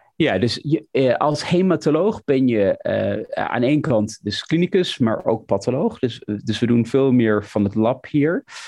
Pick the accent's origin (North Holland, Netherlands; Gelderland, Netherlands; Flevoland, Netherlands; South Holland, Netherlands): Flevoland, Netherlands; Almere; moved away as an adult; now in London, United Kingdom; ik kom uit Almere, zoals je het weet, in het Flevo ziekenhuis